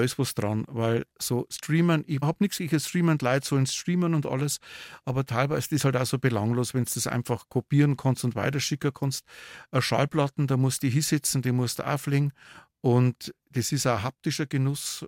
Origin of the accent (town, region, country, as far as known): Regensburg, Bavaria, Germany; born or raised there; also born or lived in Waldsassen; now in Neumarkt in der Oberpfalz, Germany